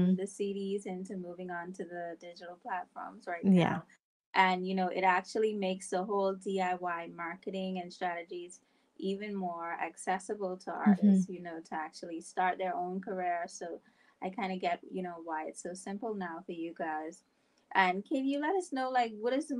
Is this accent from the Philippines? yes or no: no; Bahamas; I'm from the Bahamas